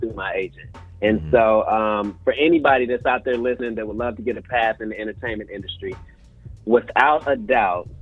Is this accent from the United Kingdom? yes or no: no; Indianapolis, Indiana, United States; I'm from Indianapolis, Indiana. I went to Tech High School all 4 years